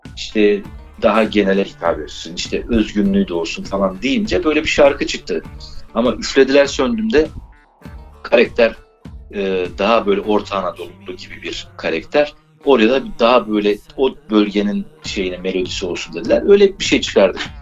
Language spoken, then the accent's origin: Turkish; Erzincan, Turkey; Biz Erzincanlıyız